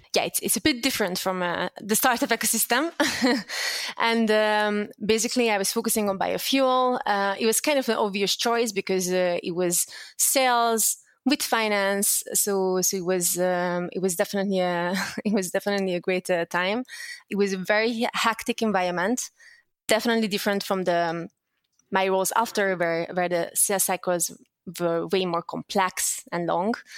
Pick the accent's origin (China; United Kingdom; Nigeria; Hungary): Hungary; English is a second language; moved away as an adult; also born or lived in Netherlands; I was born and raised in Hungary